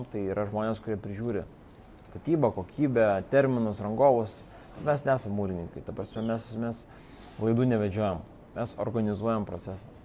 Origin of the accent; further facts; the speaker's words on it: Vilnius, Vilnius County, Lithuania; moved away as an adult; also born or lived in England; aš esu lietuvis. Nuo pat pradžių čia gimęs ir užaugęs, Vilnietis. Ir um, dabar jau praktiškai daugiausia Vilniui ir praleidęs. Nors šiaip esu 8 metus gyvenęs užsienį, Anglijai